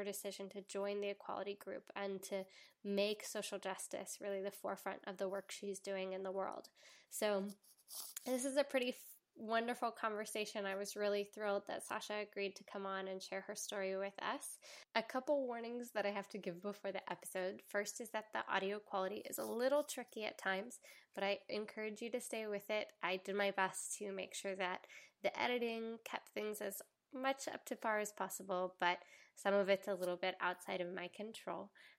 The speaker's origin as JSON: {"language": "English", "region": "the South", "country": "United States", "accent": "Southern", "said": "When I'm talking to my family in the South, my Southern accent turns on."}